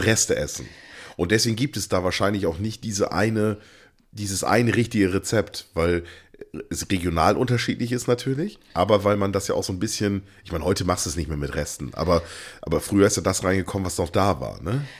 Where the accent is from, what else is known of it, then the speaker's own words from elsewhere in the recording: East Frisia, Lower Saxony, Germany; bei uns hier in Ostfriesland